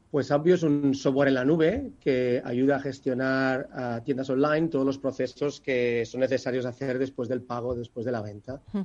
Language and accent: Spanish; Barcelona, Catalonia, Spain; soy de Barcelona